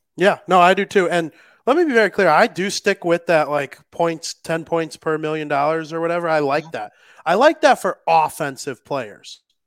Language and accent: English; Chicago, Illinois, United States; I am a Chicagoan